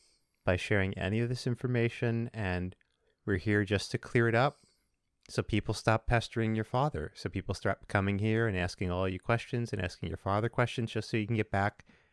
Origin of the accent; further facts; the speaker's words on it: Los Angeles, California, United States; I'm from Los Angeles.